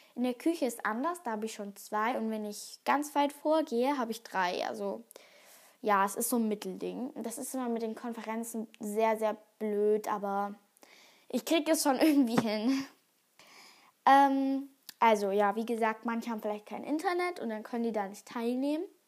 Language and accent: German; Germany; bei uns in Deutschland